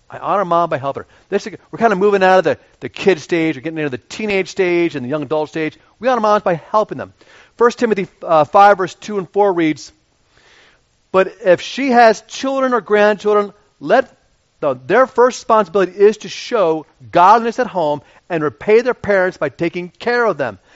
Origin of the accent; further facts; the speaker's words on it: Radnor, Pennsylvania, United States; I grew up in Radnor and went to Radnor High School